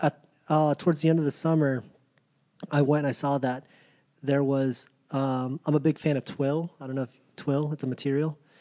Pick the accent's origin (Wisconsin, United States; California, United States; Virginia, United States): Virginia, United States; Virginia Beach; growing up in Virginia Beach